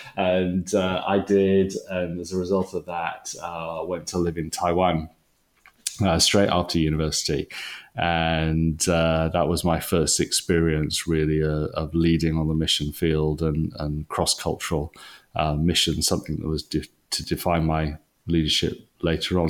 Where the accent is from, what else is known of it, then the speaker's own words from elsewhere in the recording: Wales, United Kingdom; moved away as an adult; now in England; I'm I'm a Welshman, and um, you always take that with you.